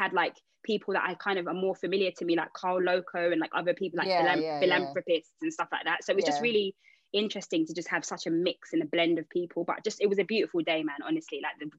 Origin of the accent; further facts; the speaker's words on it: London, United Kingdom; I'm also from London.